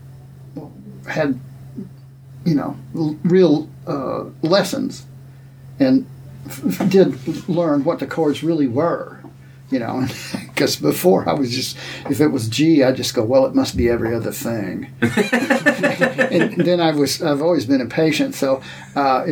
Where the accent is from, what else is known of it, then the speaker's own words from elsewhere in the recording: Texas, United States; now in Illinois, United States; I grew up in Texas